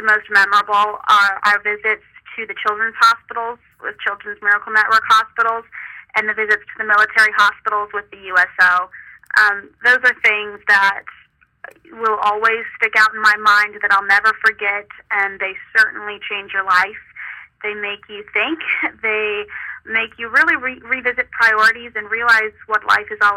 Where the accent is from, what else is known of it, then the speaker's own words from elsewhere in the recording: Nebraska, United States; the county fair pageant in my hometown in Nebraska